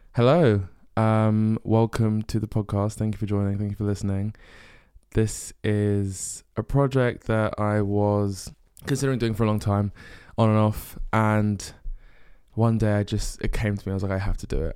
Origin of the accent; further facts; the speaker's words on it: Essex, East of England, United Kingdom; moved away as an adult; also born or lived in North London / Bristol; now in London, United Kingdom; we moved to Essex when I was, um, I think like four or five years old. And then grew up in Essex, went to a school in Essex.